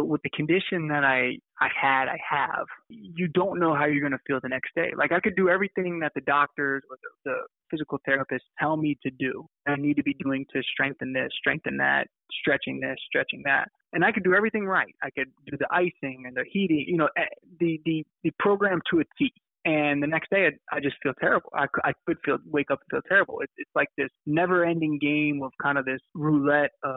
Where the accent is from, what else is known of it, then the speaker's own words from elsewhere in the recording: Virginia Beach, Virginia, United States; And I grew up in the Virginia Beach area of Virginia.